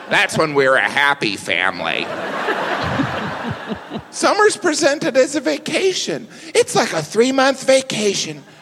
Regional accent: Midwest, United States; I'm from the Midwest. It's almost a panic.

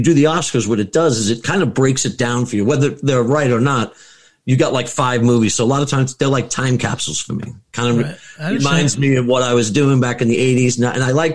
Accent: Levittown, New York, United States; moved away as an adult; I'm originally from Long Island

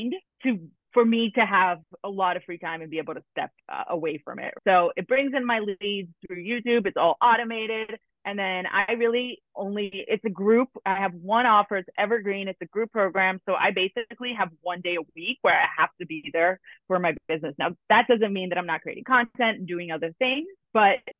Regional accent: Brazil; now in New York, United States; I'm originally from Brazil and I'm in New York now.

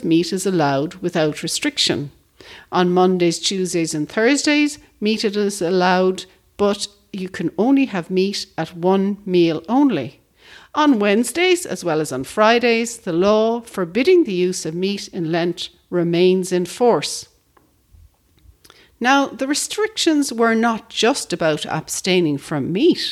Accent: Ireland; When I was growing up in Ireland as a young Roman Catholic

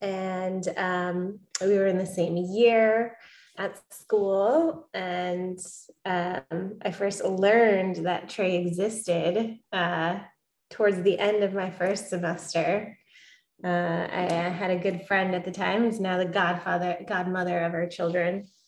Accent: Englewood, New Jersey, United States; Born and raised in Englewood, New Jersey. Never thought I'd return.

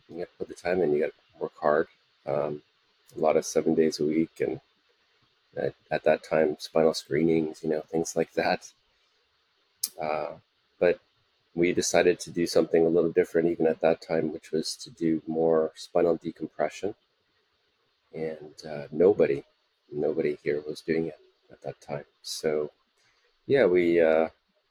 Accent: Canada; moved away as an adult; also born or lived in United States; now in Singapore; I'm Canadian originally

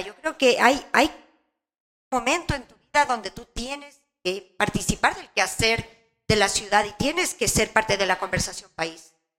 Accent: Quito, Pichincha, Ecuador; Crecí en la Mariscal. Mi primera casa era la Mariscal.

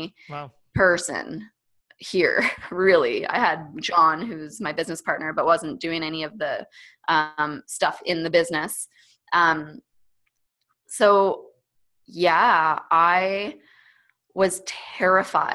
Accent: Canada; first language English; I freaking grew up in Canada and have like, I went to university in Canada. Of course, this is my first language

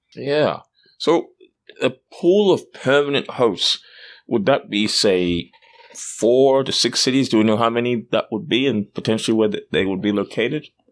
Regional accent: Australia; now in Canada; as you can tell by my accent, I'm, I'm not from Canada, I'm from Australia

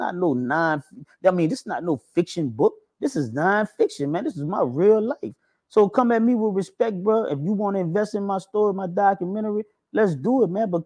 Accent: New Orleans, Louisiana, United States; also born or lived in Kenner, Louisiana; I'm originally from Uptown, the third. That's the third ward

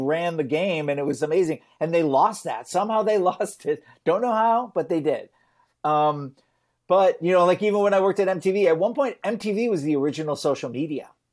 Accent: Detroit, Michigan, United States; I grew up in Detroit

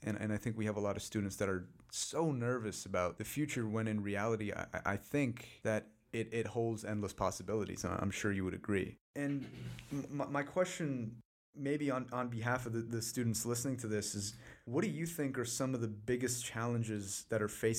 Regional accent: North India, India; also born or lived in Delhi / Bangalore / Mumbai; now in United States; So I grew up in North India, moved down to Delhi, moved to Bangalore, then Mumbai, then came to the States.

